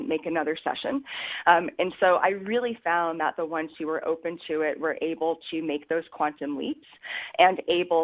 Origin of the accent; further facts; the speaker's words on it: Alaska, United States; moved away as an adult; now in Kauai, United States; Alaska contained me and was my home state for many, many, many years